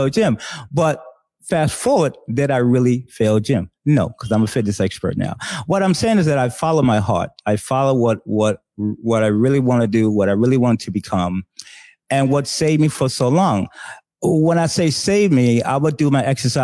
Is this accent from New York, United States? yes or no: yes; New York City, New York, United States; I'm originally from New York City, born and raised.